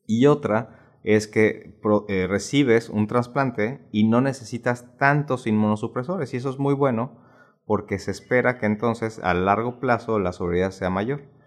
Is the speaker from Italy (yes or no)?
no; Mexico